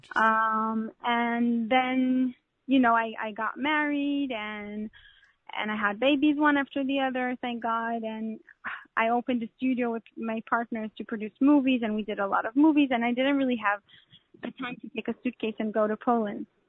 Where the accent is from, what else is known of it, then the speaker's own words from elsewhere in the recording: Canada; I'm Canadian so I speak French.